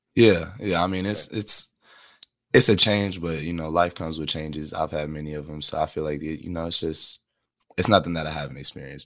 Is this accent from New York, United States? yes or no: no; Chicago, Illinois, United States; also born or lived in Seattle, Washington / Dallas, Texas; from about seven years old till now, um, we've been here in Chicago